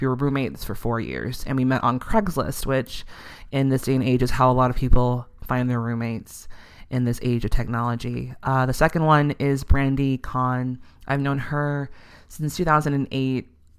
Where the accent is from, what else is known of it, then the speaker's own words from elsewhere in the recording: Chicago, Illinois, United States; I'm from Chicago